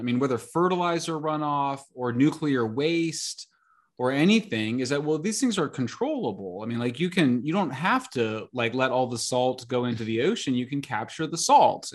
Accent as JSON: {"language": "English", "town": "San Francisco", "region": "California", "country": "United States", "tie": "born or raised there", "said": "my hometown paper"}